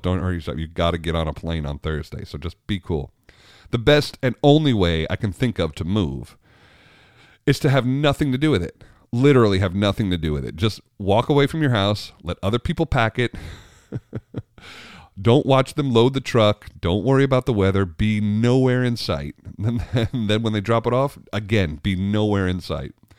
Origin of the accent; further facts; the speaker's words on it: New York, United States; moved away as an adult; also born or lived in Richmond; I grew up in New York